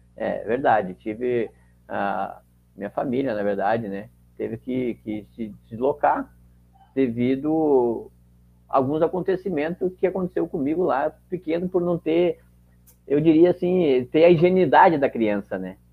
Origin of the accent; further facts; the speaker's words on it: Caxias do Sul, Rio Grande do Sul, Brazil; sou de Caxias do Sul